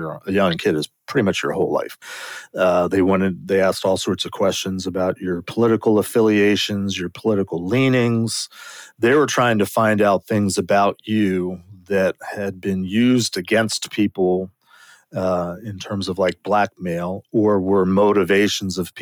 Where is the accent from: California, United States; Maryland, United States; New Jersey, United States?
Maryland, United States; I was born and raised in Maryland